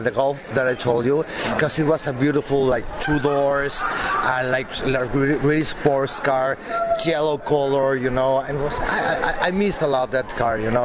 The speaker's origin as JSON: {"language": "English", "country": "Mexico", "moved": "yes", "said": "I'm from Mexico"}